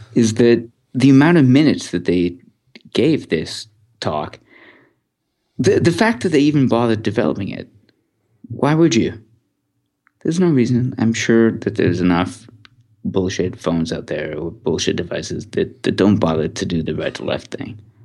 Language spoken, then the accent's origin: English; Canada; I'm Canadian